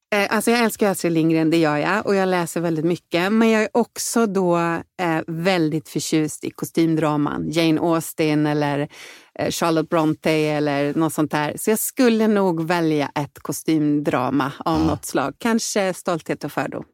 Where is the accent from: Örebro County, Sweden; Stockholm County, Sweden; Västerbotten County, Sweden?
Stockholm County, Sweden; Vallentuna; moved away as an adult; also born or lived in Danderyd; now in Insjön, Sweden; Jag växte upp i Vallentuna utanför Stockholm